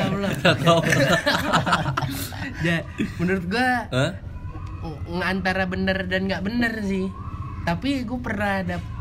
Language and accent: Indonesian; Jakarta, Indonesia; gue sebagai anak Jakarta itu ketika gue pacaran sama anak uh, cewek Palembang